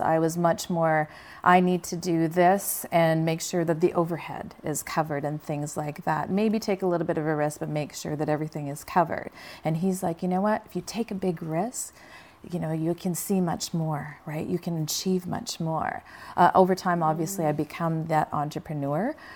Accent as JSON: {"language": "English", "country": "Canada", "tie": "born or raised there", "moved": "as an adult", "lives_now": "Los Angeles, United States", "said": "I grew up in Canada"}